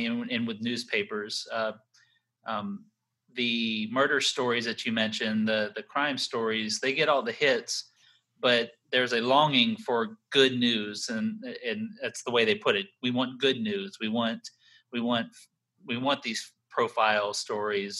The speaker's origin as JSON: {"language": "English", "region": "Texas", "country": "United States", "tie": "born or raised there", "moved": "yes", "lives_now": "North Carolina, United States", "said": "I grew up in Texas"}